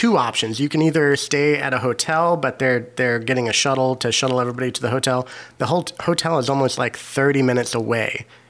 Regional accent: Kansas, United States; now in Chicago, United States; back in Kansas, back, you know, my home state.

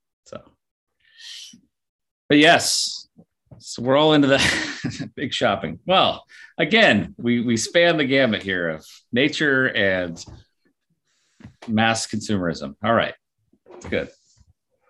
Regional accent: Bend, Oregon, United States; born or raised there

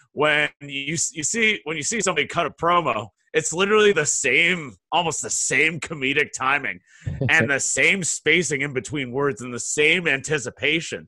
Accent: Hyannis, Massachusetts, United States; also born or lived in Fargo, North Dakota / Martha's Vineyard; I was born and raised in the Cape.

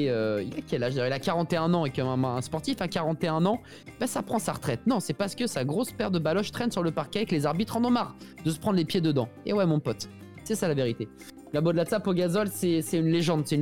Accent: Portugal; first language Portuguese; French is a second language; Je suis portugais

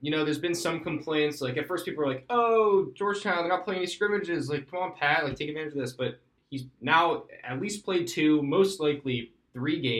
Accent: Bucks County, Philadelphia area, Pennsylvania, United States; I'm proud to say I'm not from the main line. I am from Bucks County, so I'm from north.

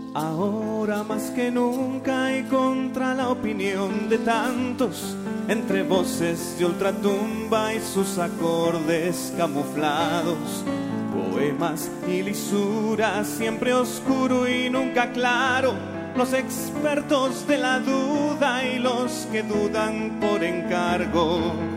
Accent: Peru; trabajan para la iglesia en mi país, en Perú

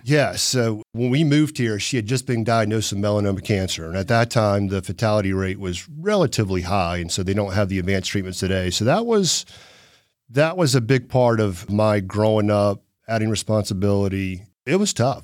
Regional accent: Chattanooga, Tennessee, United States; also born or lived in North Carolina; we were in Farrington Forest off Boy Scout Road out in Hickson

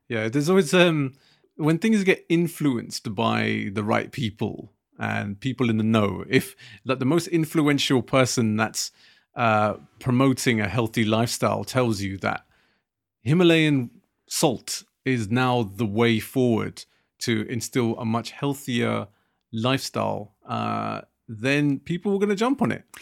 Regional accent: United Kingdom; us being British Asian

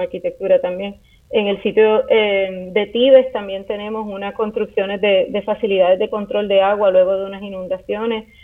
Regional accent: Puerto Rico; nuestra isla

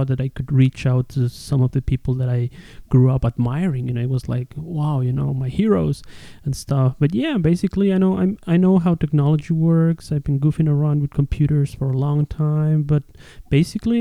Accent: Ecuador; I am from Ecuador. I live in the Amazon rainforest

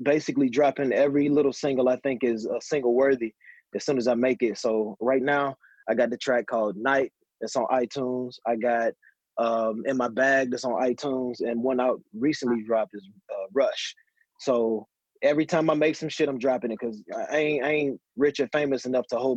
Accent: Mississippi, United States; also born or lived in California; now in Florida, United States; So I'm from Mississippi.

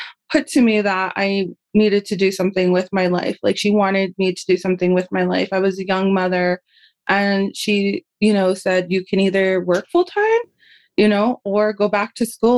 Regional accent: Santa Ana Pueblo, New Mexico, United States; also born or lived in Oklahoma; I am in Santa Ana, Pueblo, New Mexico. I'm also from Santa Ana, Pueblo.

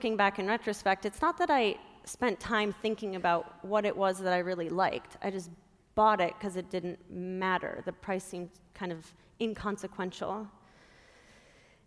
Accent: Minnesota, United States; I grew up in Minnesota

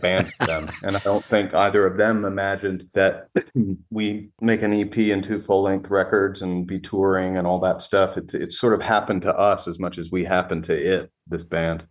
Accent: Raleigh, North Carolina, United States; moved away as an adult; also born or lived in New York / Los Angeles; now in Western North Carolina, United States; I grew up in Raleigh for the most part, in Raleigh, North Carolina, right in the middle of the state

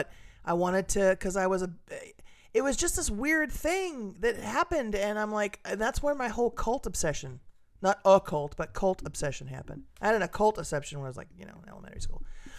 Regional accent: California, United States; I grew up in Southern California

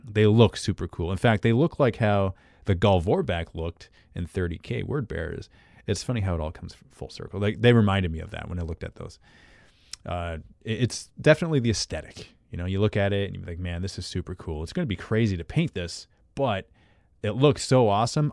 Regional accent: Canada; accent: Canadian; I'm Canadian

